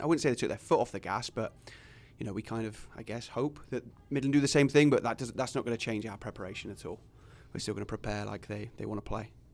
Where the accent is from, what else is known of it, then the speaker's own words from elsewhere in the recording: England, United Kingdom; moved away as an adult; also born or lived in Fremont; now in Sioux City, United States; I tell them England